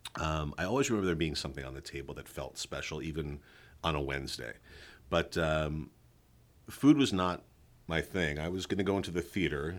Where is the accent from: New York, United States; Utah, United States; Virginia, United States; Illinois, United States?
New York, United States; New York City; moved away; also born or lived in Westchester County, New York; I was born and raised in East Flatbush, Brooklyn, the youngest of three sons. Okay. And uh, we moved to the suburbs when I was in elementary school